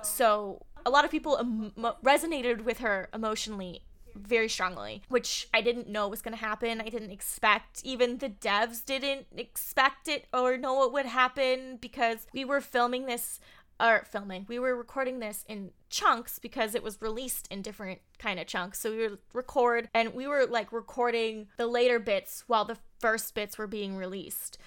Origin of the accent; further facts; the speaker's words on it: Southern California, United States; I'm born and raised in Southern California, so I am a California girl